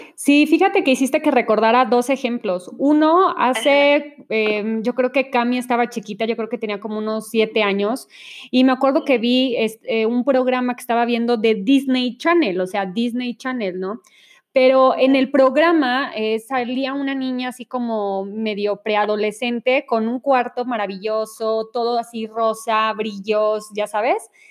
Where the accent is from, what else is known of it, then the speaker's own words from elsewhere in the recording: Monterrey, Nuevo León, Mexico; now in Mexico City, Mexico; yo soy de Monterrey y cuando llegué a vivir a la Ciudad de México